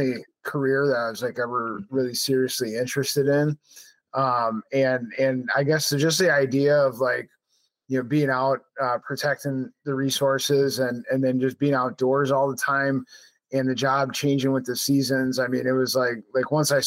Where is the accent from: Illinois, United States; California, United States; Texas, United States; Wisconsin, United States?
Wisconsin, United States; Milwaukee; now in La Crosse, United States; I grew up in Milwaukee